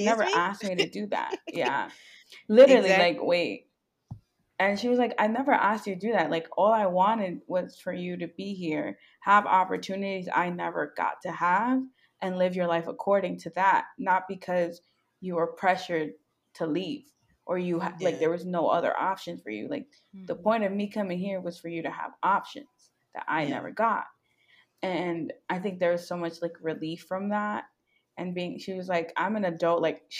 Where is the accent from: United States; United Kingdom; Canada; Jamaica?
Jamaica; I really came back. I was like, nah, I'm Jamaican. You can't tell me nothing. I bought the flag.